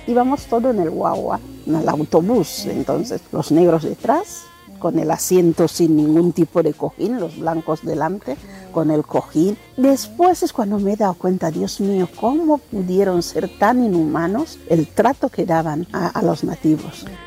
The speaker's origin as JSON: {"language": "Spanish", "town": "Rebola", "region": "Bioko Norte", "country": "Equatorial Guinea", "tie": "born or raised there", "first_language": "Bubi", "second_language": "Spanish", "moved": "yes", "said": "en mi Guinea natal y en la época mía"}